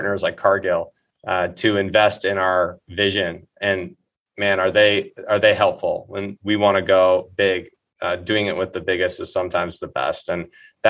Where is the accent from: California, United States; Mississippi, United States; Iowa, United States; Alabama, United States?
Iowa, United States; Eddyville; now in Minneapolis, United States; my hometown of Eddyville, Iowa